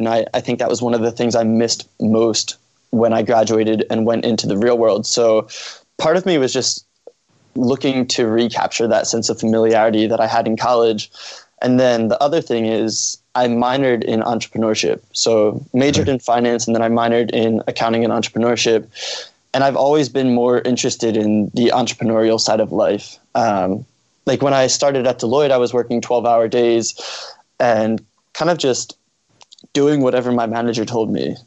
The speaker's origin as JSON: {"language": "English", "town": "Norristown", "region": "Pennsylvania", "country": "United States", "also_born_or_lived": "Philadelphia, Pennsylvania", "said": "I'm originally from Norristown, Pennsylvania"}